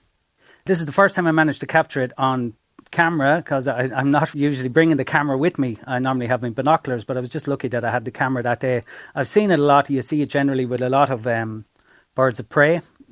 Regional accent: Athy, Leinster, Ireland; I'm from Athy.

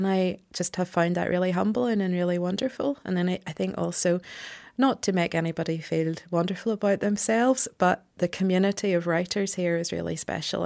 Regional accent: Ballymena, Northern Ireland, United Kingdom; I grew up in Ballymena in a very Protestant unionist household

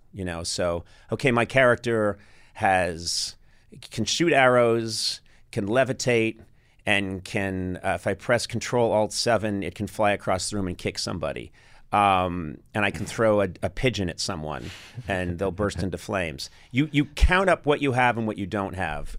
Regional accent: United States; born and raised in America

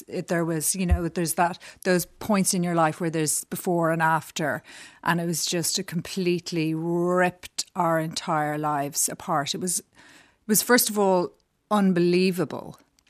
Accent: Dublin, Leinster, Ireland; moved away as an adult; also born or lived in New York / Westmeath; I grew up in Dublin. I was born here and I grew up in the Chester Beatty Library in Shrewsbury Road. First, we were in Blackrock and then we moved to the Chester Beatty when I was about seven, I think.

